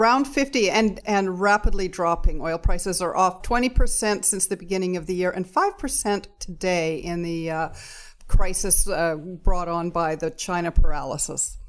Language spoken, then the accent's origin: English; Alberta, Canada; now in British Columbia, Canada; I grew up in Alberta